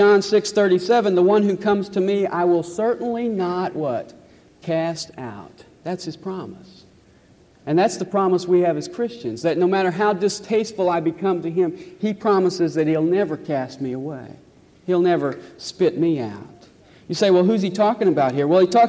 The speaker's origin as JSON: {"language": "English", "town": "Nashville", "region": "Tennessee", "country": "United States", "tie": "born or raised there", "said": "I was born in Nashville, raised in Nashville."}